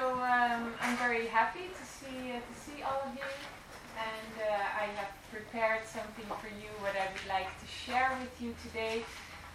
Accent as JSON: {"language": "English", "country": "Netherlands", "tie": "born or raised there", "moved": "as an adult", "lives_now": "Italy", "said": "I'm originally from Holland. I was born in the Netherlands, and 10 years ago I moved to Italy"}